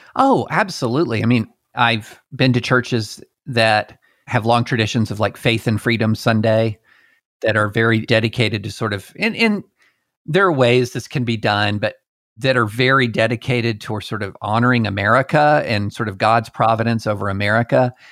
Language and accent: English; the South, United States; also born or lived in Alabama / Tennessee / Kentucky; I grew up in the, in the South. I was born in Alabama, raised in Tennessee and Kentucky